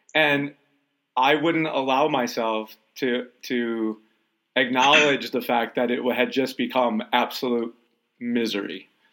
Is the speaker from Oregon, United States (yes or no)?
no; Detroit, Michigan, United States; I'm from Detroit